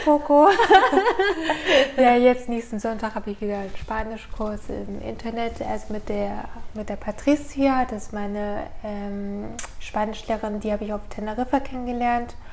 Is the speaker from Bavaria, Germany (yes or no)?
no; Norderstedt, Schleswig-Holstein, Germany; moved away as an adult; also born or lived in Johannesburg, South Africa; now in Ulm, Germany; bin in Norderstedt in der Nähe von Hamburg aufgewachsen und dort auch zur Schule gegangen